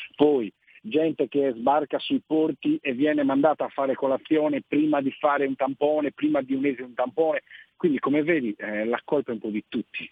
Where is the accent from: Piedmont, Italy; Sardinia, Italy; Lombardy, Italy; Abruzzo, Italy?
Sardinia, Italy; Nuoro area; moved away as an adult; now in Alghero, Italy; Io in realtà sono del Nuorese